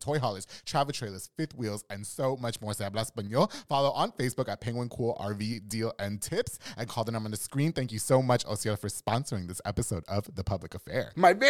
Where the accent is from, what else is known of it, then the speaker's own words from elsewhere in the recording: New York, United States; now in Waco, United States; No, I'm from New York.